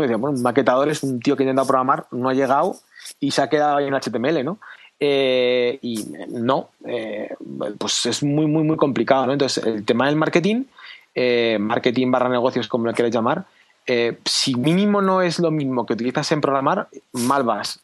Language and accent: Spanish; Spain; quiero que mi hija crezca en mi país